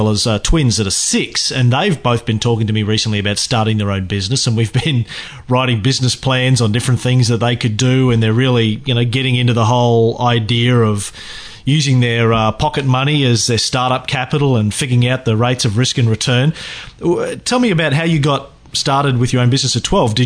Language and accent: English; Bundaberg, Queensland, Australia; I grew up in Bundaberg, just up the road from you.